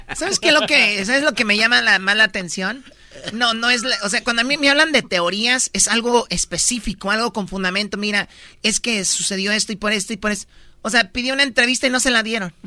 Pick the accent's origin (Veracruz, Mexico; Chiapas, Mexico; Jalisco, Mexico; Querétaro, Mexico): Jalisco, Mexico; Tepatitlán; yo soy de Tepatitlán